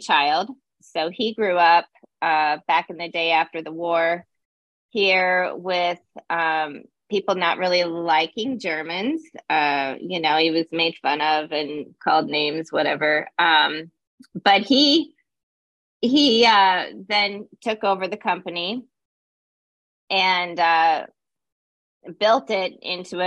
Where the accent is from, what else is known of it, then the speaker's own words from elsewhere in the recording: Loveland, Colorado, United States; moved away as an adult; also born or lived in California; now in Virgin Islands; I'm from Loveland, Colorado, a Colorado native. We don't have many of those anymore. But I grew up in Loveland.